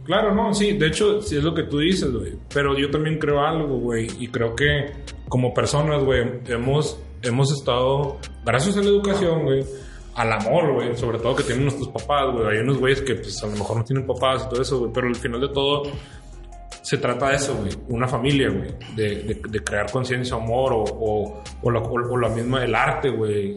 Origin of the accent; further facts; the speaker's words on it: Mexico; como mexicano